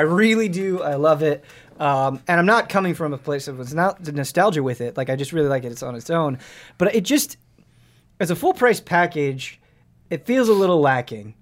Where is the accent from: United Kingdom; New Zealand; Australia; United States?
United States; Midwest; growing up in the Mid- Midwest